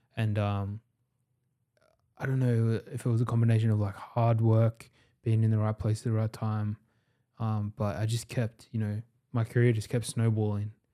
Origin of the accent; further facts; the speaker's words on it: Sydney, New South Wales, Australia; we are all from Western Sydney